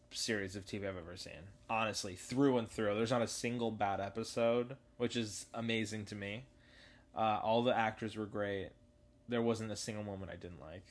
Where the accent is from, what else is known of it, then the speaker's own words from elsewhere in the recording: Los Angeles, California, United States; also born or lived in New York / North Carolina; I grew up also in Woodland Hills, which is the hottest part of L A County ever